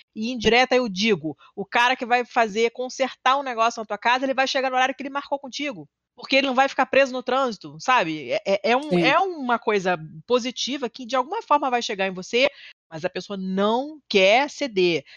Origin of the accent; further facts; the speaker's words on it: Rio de Janeiro, Brazil; na Zona Sul, que é de onde eu vim, como eu falei, eu sou muito privilegiada